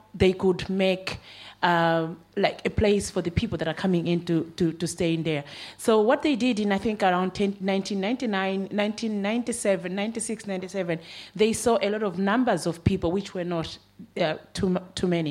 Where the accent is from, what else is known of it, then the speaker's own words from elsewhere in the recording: Malawi; moved away as an adult; now in Ireland; So I moved over here almost a decade ago to seek political asylum. So I'm coming from Malawi